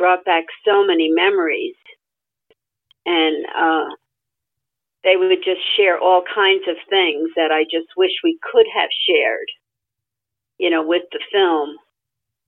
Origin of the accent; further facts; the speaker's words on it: New Jersey, United States; moved away; I grew up in New Jersey